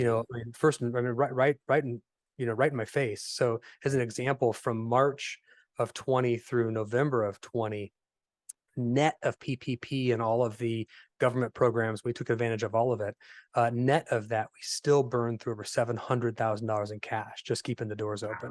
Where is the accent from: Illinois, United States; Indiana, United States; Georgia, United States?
Indiana, United States; Fort Wayne; I am a native of Indiana, so born and raised in Fort Wayne, Indiana. Uh, lived here my whole life